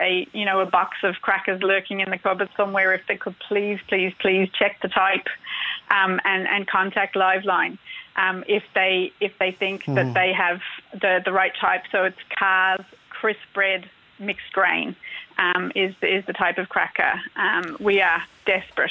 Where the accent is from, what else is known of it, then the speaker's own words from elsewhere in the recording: Australia; now in Ireland; You probably guess from my accents that I'm not from here originally. I'm from Australia